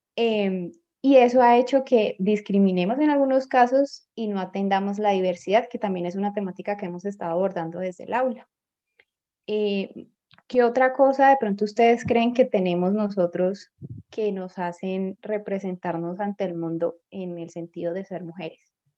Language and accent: Spanish; Colombia; aquí en Colombia ya teníamos estas costumbres